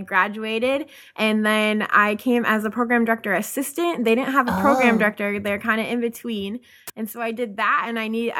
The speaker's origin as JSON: {"language": "English", "town": "Winona", "region": "Minnesota", "country": "United States", "said": "I'm originally from Minnesota."}